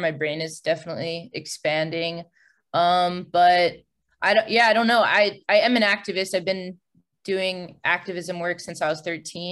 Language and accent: English; Long Island, New York, United States; the LGBT center that happened to be in my hometown. It was like the only one on Long Island at the time